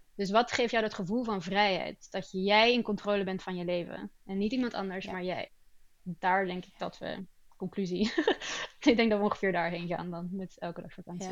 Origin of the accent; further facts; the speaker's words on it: Antwerp, Flanders, Belgium; also born or lived in Rotterdam, Netherlands; now in Sweden; het verhuizen op een heel jonge leeftijd. Ik ben van Rotterdam naar Antwerpen verhuisd